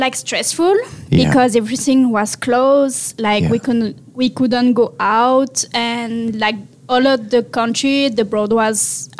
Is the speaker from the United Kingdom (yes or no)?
no; Marseille, Provence-Alpes-Côte d'Azur, France; English is a second language; moved away as an adult; now in Vancouver, Canada; So I'm from France. I'm from South of France, so Marseille, and it's the best city in the world.